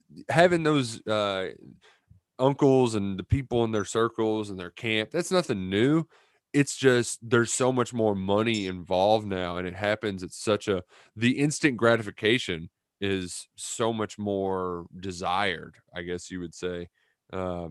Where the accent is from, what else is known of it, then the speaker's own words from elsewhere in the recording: Louisville, Kentucky, United States; as just a kid growing up in Louisville